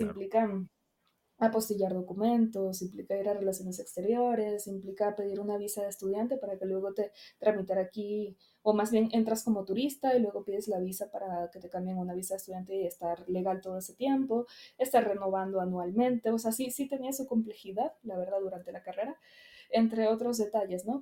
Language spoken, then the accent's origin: Spanish; Venezuela; moved away as an adult; also born or lived in Caracas; now in Mexico; soy venezolana, nací allá, vine aquí hace seis años.